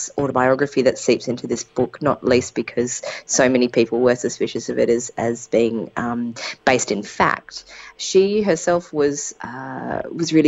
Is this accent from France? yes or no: no; Perth, Western Australia, Australia; moved away; I'm from Perth